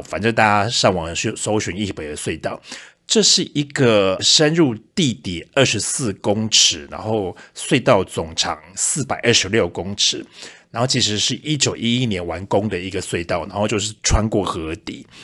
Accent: Taiwan; now in Germany; 我们台湾

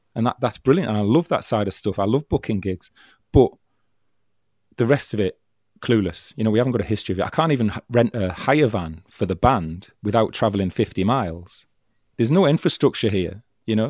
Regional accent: Stockton-on-Tees, North East England, United Kingdom; Stockton, which is my hometown

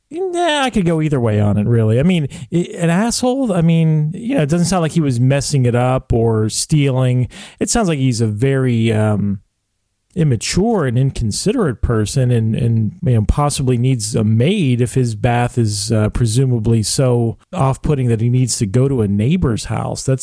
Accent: Ireland; Well, yeah, because like being Irish, like the brogue and kind of the pirate, uh, that's a very similar accent, actually.

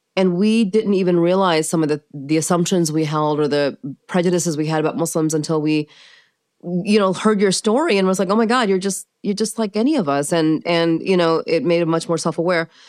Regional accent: United States; also born or lived in Pakistan / Maryland / Kansas; So I was raised in the United States

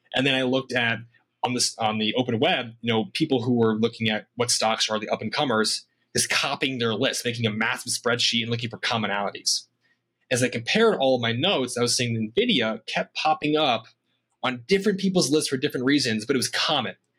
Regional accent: Iowa, United States; moved away as an adult; also born or lived in Boise, Idaho; born and raised in Iowa

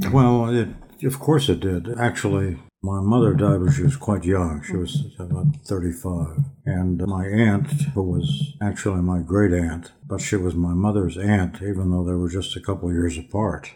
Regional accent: Pittsburgh, Pennsylvania, United States; I grew up in Squirrel Hill

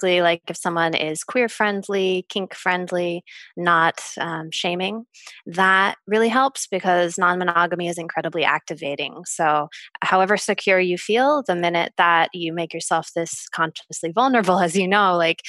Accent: United States; being American

